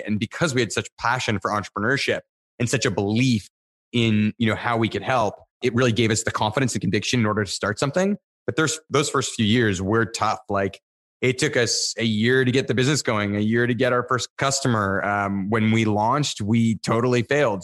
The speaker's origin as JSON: {"language": "English", "town": "Niagara Falls", "region": "Ontario", "country": "Canada", "tie": "born or raised there", "said": "I grew up in Niagara Falls, Canada"}